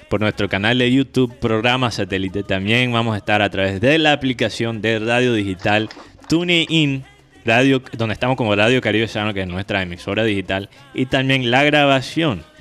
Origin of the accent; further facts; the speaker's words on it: United States; Spanish is a second language; Yo sé que soy gringo